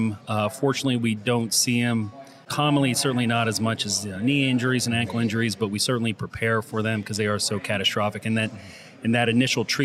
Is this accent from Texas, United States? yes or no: no; Lancaster, Pennsylvania, United States; moved away as an adult; also born or lived in Ithaca, New York / Philadelphia / Pittsburgh / Boston; I was born and raised in Lancaster, Pennsylvania